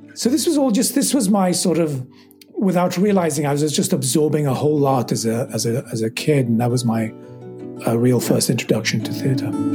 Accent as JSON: {"language": "English", "region": "London", "country": "United Kingdom", "tie": "born or raised there", "said": "as a teenager growing up in England and just you know I, we lived in London"}